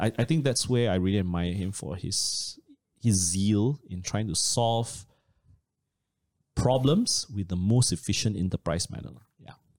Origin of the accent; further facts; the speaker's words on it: Malaysia; as a Malaysian